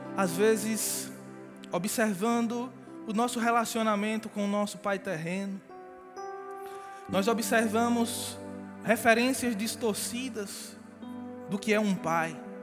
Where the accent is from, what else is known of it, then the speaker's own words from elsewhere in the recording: Genipapo, Brazil; na minha terra, Genipapo